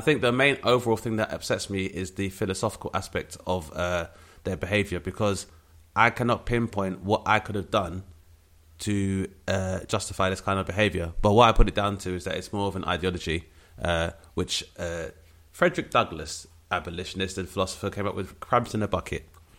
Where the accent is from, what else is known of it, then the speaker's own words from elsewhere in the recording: London, United Kingdom; which was a very rare experience for a lot of my peers growing up in Southeast London.